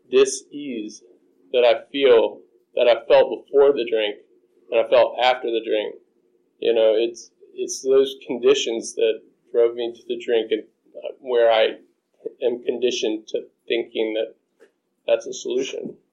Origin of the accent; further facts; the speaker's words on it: South Carolina, United States; moved away as an adult; I grew up in South Carolina. I thought I was born and stuck